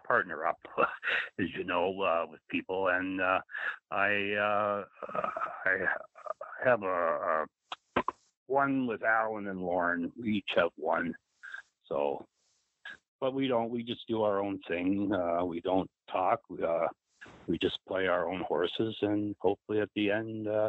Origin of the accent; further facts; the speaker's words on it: Canada; being Canadian